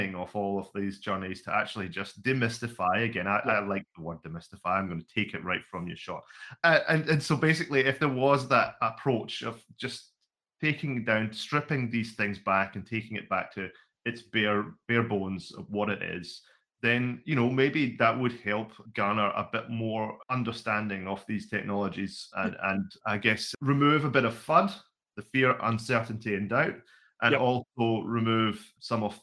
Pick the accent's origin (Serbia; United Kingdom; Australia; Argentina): United Kingdom; Scotland; now in Wellington, New Zealand; Originally, I'm from Scotland.